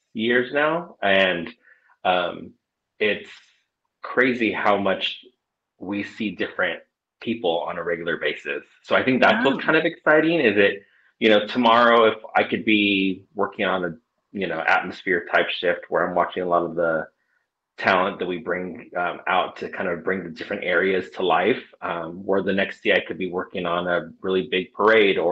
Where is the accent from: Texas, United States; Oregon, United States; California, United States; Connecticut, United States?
California, United States; Southern; also born or lived in Orange County, California; I've been born and raised in Southern California all of my life.